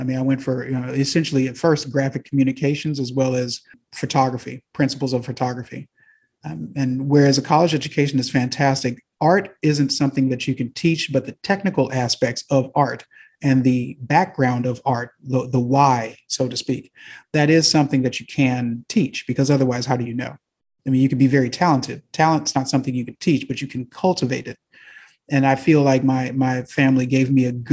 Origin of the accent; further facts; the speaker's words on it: Houston, Texas, United States; also born or lived in Hong Kong / Stansted, United Kingdom; I'm from the South, born in Houston, Texas, primarily raised here as well